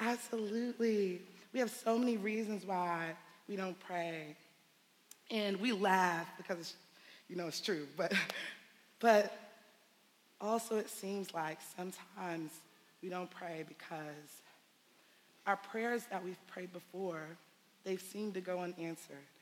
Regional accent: New York City, New York, United States; I'm from Bed-Stuy

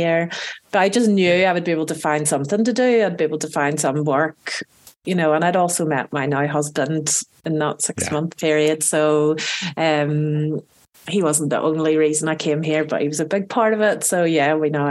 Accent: Belfast, Northern Ireland, United Kingdom; moved away as an adult; now in France; I was born in Belfast in Northern Ireland, which is both in Ireland and in the UK.

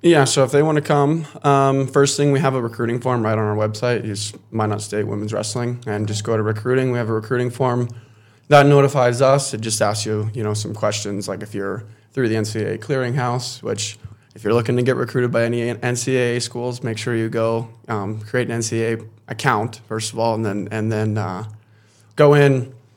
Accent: Casper, Wyoming, United States; also born or lived in Minot, North Dakota; I grew up here in Castro, Wyoming

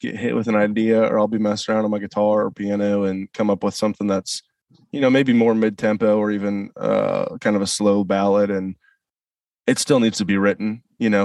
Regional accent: St. Louis, Missouri, United States; moved away; also born or lived in Nashville; I grew up in St. Louis

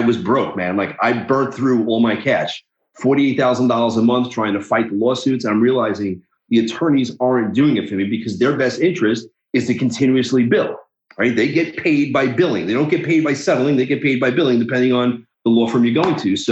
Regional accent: New York, United States; also born or lived in New Jersey; I'm from New York. Live in New Jersey and New York

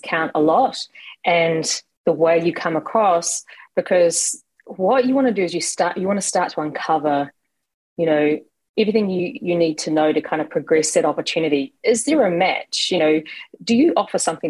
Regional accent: New Zealand; moved away as an adult; now in Los Angeles, United States; I'm originally from New Zealand, and I'm based in LA, and I've been here 4 years, despite the accent not showing

